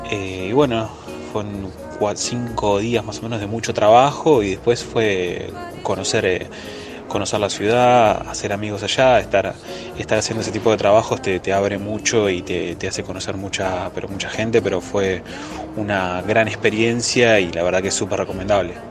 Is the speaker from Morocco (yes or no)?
yes; Morocco; soy marroquí y tengo 23 años.